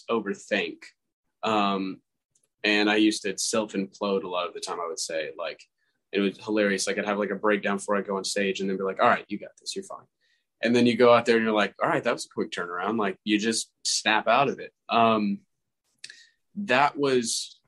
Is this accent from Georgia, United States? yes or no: yes; Marietta, Georgia, United States; I was born in Marietta, Georgia, small town